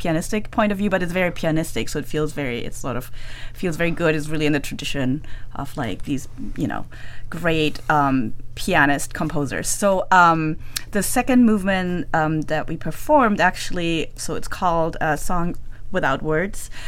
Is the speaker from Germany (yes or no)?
yes; Germany; moved away as an adult; also born or lived in Amsterdam, Netherlands; now in Michigan, United States; I basically grew up in Germany, like, German citizen